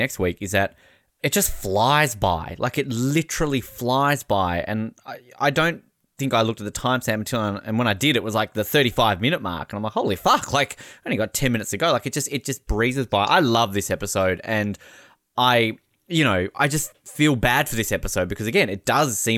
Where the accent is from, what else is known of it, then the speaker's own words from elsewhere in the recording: Australia; I'm an Australian.